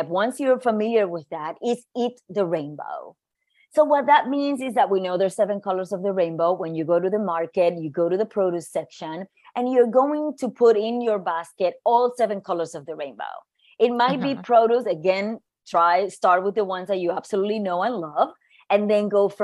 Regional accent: Puerto Rico; moved away as an adult; also born or lived in New York; I grew up in Puerto Rico, but I moved to New York to go to school

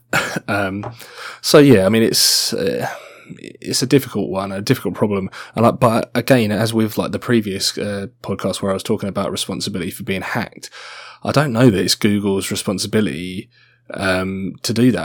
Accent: Australia; I'm Australian. I have an Australian citizenship

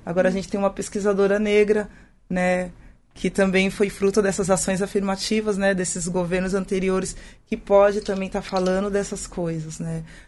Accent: São Paulo, Brazil; eu sou de São Paulo, né? Meus pais são de São Paulo

